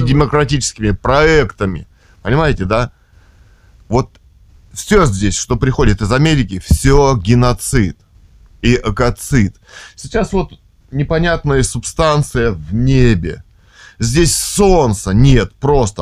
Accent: Russia; мы родились в России

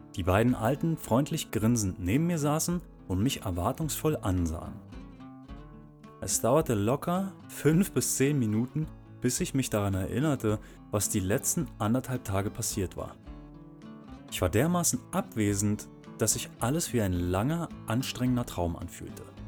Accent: Berlin, Germany; moved away as an adult; Ich bin in Berlin geboren und habe dort auch viele richtig geile Sachen erlebt und gesehen

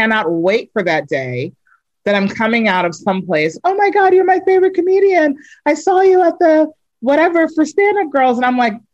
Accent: New York, United States; moved away; also born or lived in Reston, Virginia; I'm from New York originally, but you know, I spent like my high school years in Virginia, in Reston

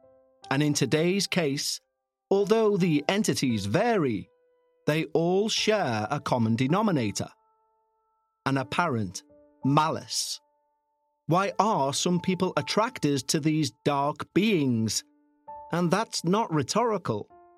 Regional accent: New Mexico, United States; also born or lived in Utah; I'm 46 years old and I live in Utah. I was born in Utah, but I was raised in northern New Mexico.

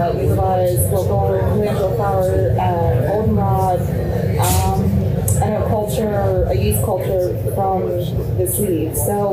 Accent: Marisburg, Pennsylvania, United States; I'm from Marisburg

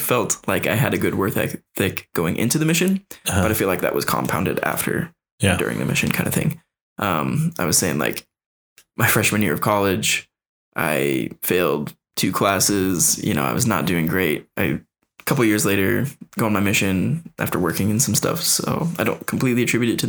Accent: Utah, United States; growing up in Utah, this was huge because I grew up in Mormonism

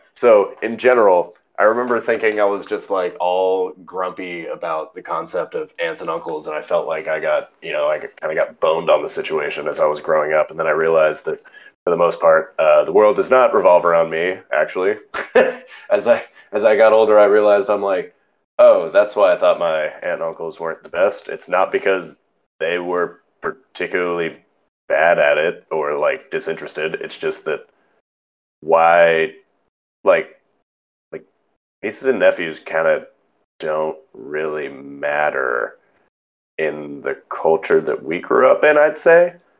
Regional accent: Northern California, United States; we grew up in Northern California

